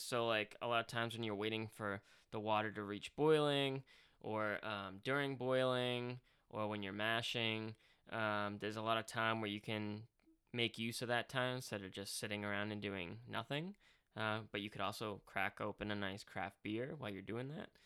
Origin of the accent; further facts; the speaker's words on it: Boston, Massachusetts, United States; a water bubbler, as we say in Boston